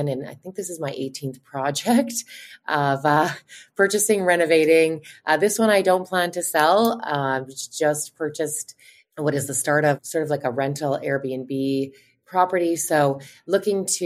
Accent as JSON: {"language": "English", "area": "outside of Winnipeg", "region": "Manitoba", "country": "Canada", "tie": "born or raised there", "said": "I grew up outside of Winnipeg, just about 40 minutes out of Winnipeg"}